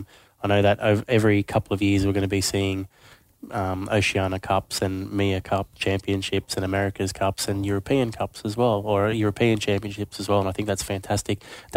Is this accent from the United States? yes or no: no; Australia; accent: Aussie; Ask me to slow down if you don't understand my Aussie accent.